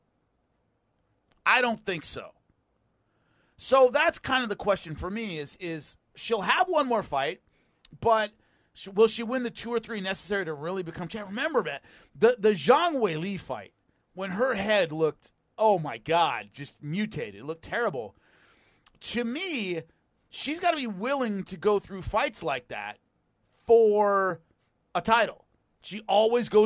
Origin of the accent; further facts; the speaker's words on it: California, United States; I'm a Californian